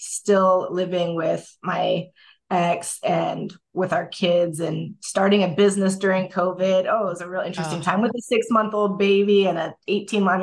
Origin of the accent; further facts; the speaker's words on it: Oregon, United States; moved away; also born or lived in Alaska / Japan / California; I was raised in Oregon. I was born in Alaska. I only lived there for 6 months.